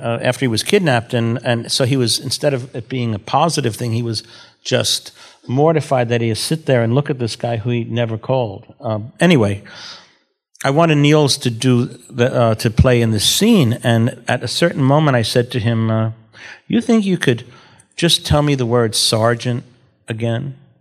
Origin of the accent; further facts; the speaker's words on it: New York City, New York, United States; I'm from Brooklyn